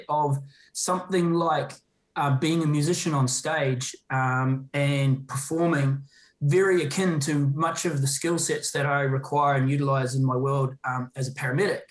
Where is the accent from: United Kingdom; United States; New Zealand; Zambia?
New Zealand; I'm obviously a Kiwi